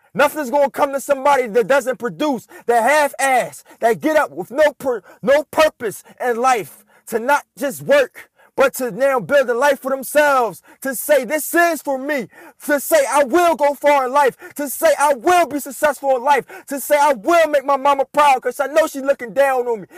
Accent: Philadelphia, Pennsylvania, United States; I'm born and raised in Philadelphia, lived there my whole life

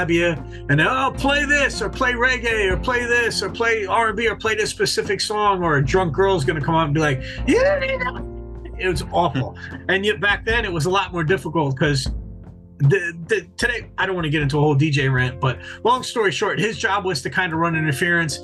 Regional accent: New York, United States; moved away; a kid I grew up with in New York

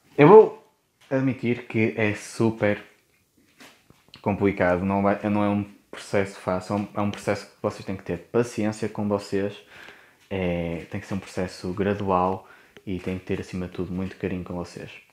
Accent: Porto, Norte, Portugal; accent: Porto; eu tenho sotaque do Porto. Eu não reconheço o sotaque, mas, ah, mas quem me ouve e não é do Porto diz que eu tenho um bom sotaque do Porto

